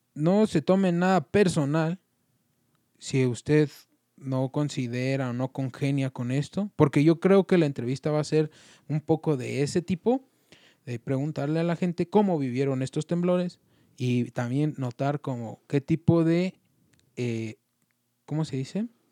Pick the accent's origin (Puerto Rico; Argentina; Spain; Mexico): Mexico; como mexicanos